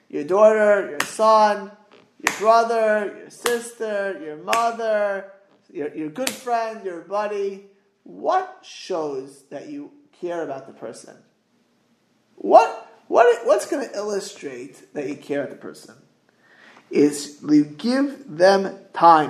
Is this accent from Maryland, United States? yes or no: no; South Florida, United States; moved away; I grew up in South Florida